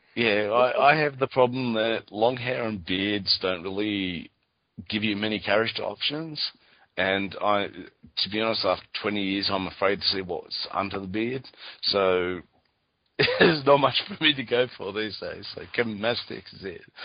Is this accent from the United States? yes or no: no; Australia; I'm from Australia